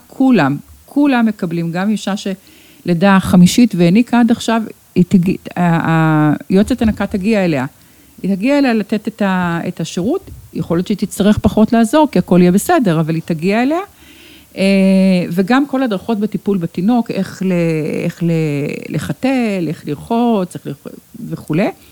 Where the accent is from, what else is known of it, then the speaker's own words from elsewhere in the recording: Sheba Medical Center, Tel Aviv District, Israel; כאן נולדתי, כאן נולדו לי ילדיי, כאן אה, בניתי את ביתי באמת